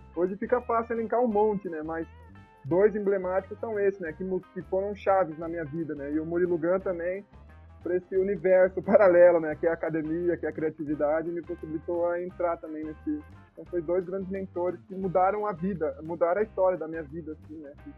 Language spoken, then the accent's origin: Portuguese; Piracicaba, São Paulo, Brazil; now in Baixada Santista, Brazil; eu sou natural de Piracicaba, né, e hoje eu tô exclusivamente aqui em Piracicaba